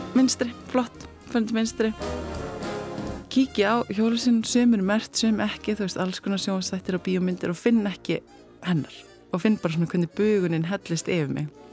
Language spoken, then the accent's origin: Icelandic; Iceland; ég er frá Íslandi